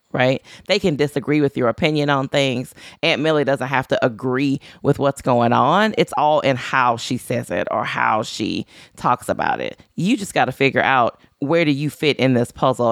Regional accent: Louisiana, United States; moved away; I'm from Louisiana. I no longer live in Louisiana.

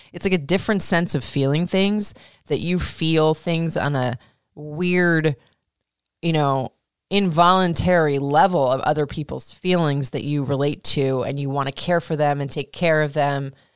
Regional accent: Florida, United States; I was traumatized as a kid growing up in Florida

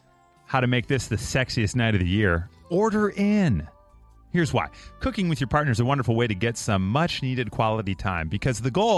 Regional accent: Mount Prospect, Illinois, United States; That's right there by my hometown in Mount Prospect.

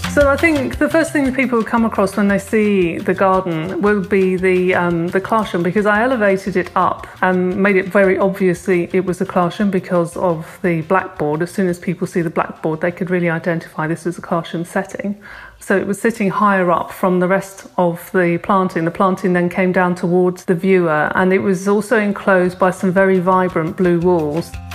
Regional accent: Cornwall, South West England, United Kingdom; I come from Cornwall, and my friend who I worked on the garden with, Charlotte, we went to school together in Cornwall

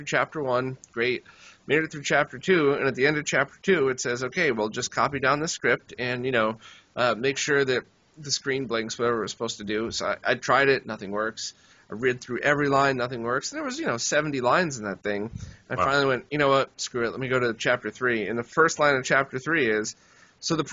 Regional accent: United States; I'm from kind of by New York

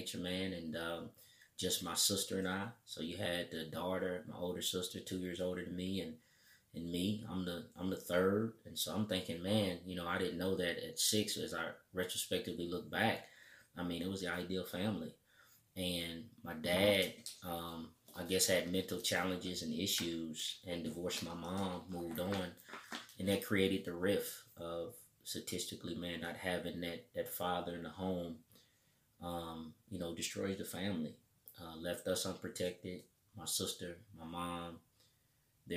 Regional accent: Indianapolis, Indiana, United States; Indianapolis, Indiana, you know, 46222. That's the zip code.

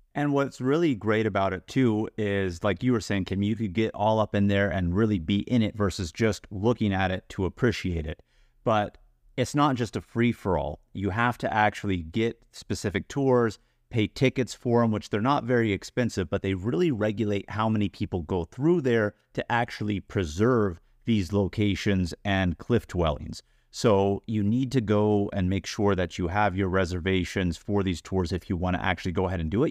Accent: United States; As an American

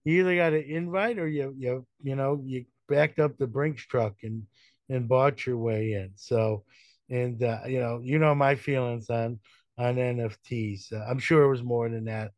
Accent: New York City, New York, United States; growing up in Brooklyn.

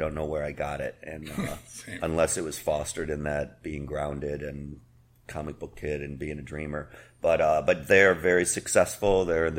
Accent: Chicago, Illinois, United States; also born or lived in Cleveland, Ohio; I was born in Cleveland, and I grew up in Chicago.

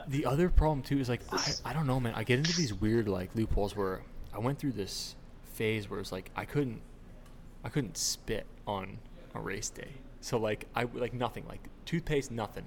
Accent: Toronto, Ontario, Canada; I grew up in Toronto, so like I'm a Leafs

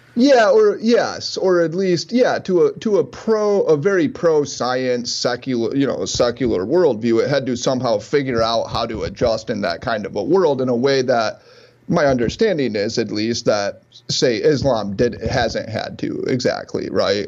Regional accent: Midwest, United States; I grew up in the Midwest.

